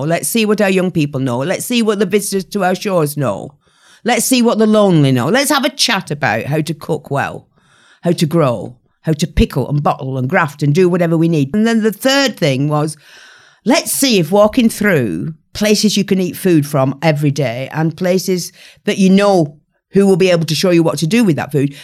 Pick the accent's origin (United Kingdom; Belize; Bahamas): United Kingdom; the north of England; my hometown, uh, fifteen thousand people in the north of England